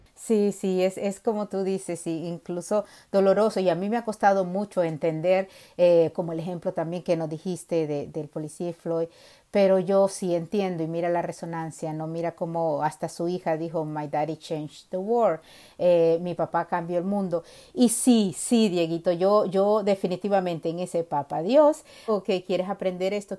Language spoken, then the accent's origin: Spanish; Honduras; now in United States; nací en Honduras, eh, pero he vivido en las dos costas de, Estados Unidos